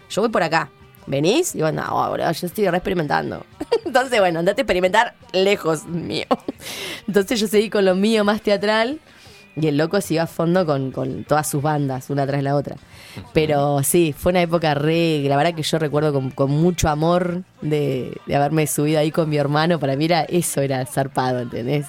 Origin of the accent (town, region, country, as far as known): Neuquén, Argentina; born or raised there; also born or lived in 25 de Mayo, La Pampa / Catriel, Río Negro